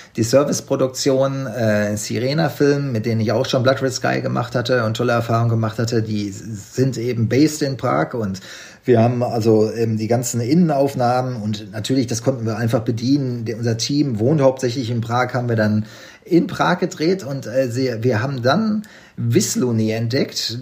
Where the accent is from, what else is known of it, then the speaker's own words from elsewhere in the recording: Unna, North Rhine-Westphalia, Germany; moved away; Ich komme aus Unna, das ist ja nicht weit weg. Wir wohnen beide schon lange nicht mehr